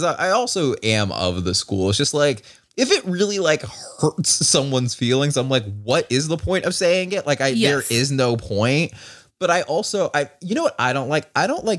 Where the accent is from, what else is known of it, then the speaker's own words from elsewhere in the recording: Georgia, United States; again, I'm from Georgia, and like, the idiotic part.